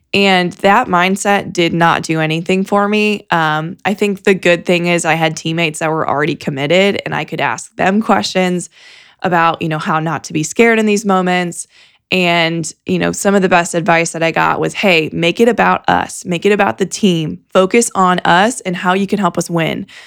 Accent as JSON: {"language": "English", "town": "Fort Wayne", "region": "Indiana", "country": "United States", "tie": "born or raised there", "said": "I grew up in Fort Wayne"}